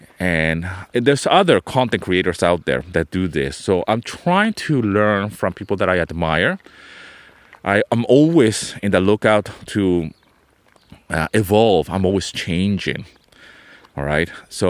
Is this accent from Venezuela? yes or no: yes; Venezuela; also born or lived in London, United Kingdom; I was born in London. I grew up in Venezuela, but I also traveled to Canada as a kid because my mother was studying.